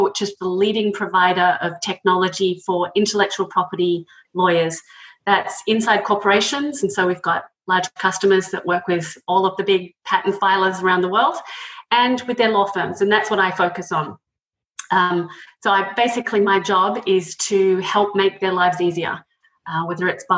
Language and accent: English; Australia; moved away as an adult; now in United States; as you can tell from the accent, I'm originally from Australia, but came to the States around 20 years ago